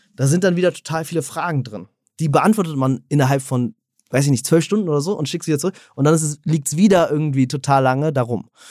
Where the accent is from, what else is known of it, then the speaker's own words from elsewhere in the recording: Berlin, Germany; moved away; also born or lived in Switzerland; ich bin ursprünglich Berliner